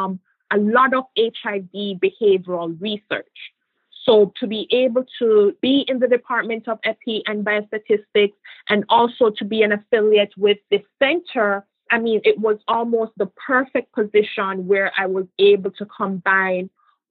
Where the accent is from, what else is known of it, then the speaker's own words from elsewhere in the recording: Jamaica; moved away as an adult; also born or lived in Lewiston, Maine / Providence, Rhode Island / Boston, Massachusetts / Florida; now in United States; even as a little girl growing up in Jamaica